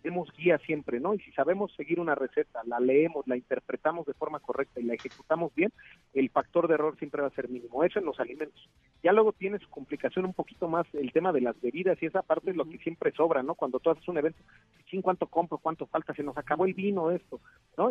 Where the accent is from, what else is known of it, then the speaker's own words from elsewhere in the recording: Mexico; Nosotros como mexicanos